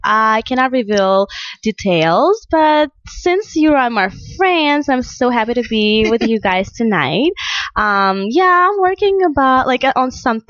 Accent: Moscow, Russia; first language Russian; English is a second language; moved away as an adult; now in Los Angeles, United States; I was born in Russia. I moved here a couple of years ago, and I love it here in LA.

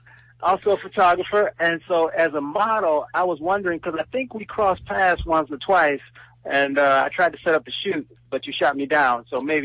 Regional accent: Chicago, Illinois, United States; I'm from Chi-Town

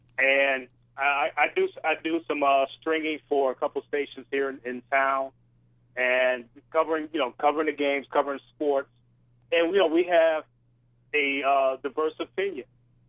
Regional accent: Detroit, Michigan, United States; I'm originally from Detroit.

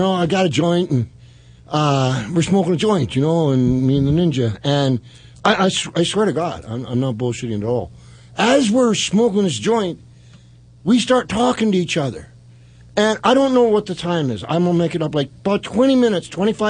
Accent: Canada; moved away; I'm from Canada

